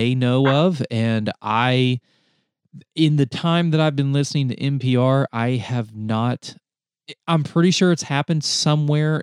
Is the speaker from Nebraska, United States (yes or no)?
no; North Carolina, United States; moved away as an adult; also born or lived in Texas; I grew up in rural North Carolina